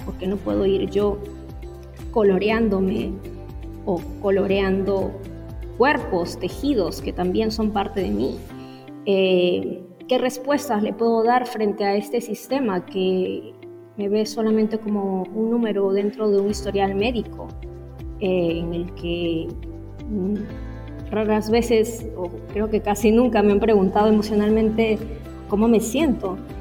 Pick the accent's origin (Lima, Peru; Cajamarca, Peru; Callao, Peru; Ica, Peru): Lima, Peru; also born or lived in Trujillo / Piura; yo soy, yo nací en Lima, pero toda mi familia es del norte, costa norte del Perú, de Trujillo y de Piura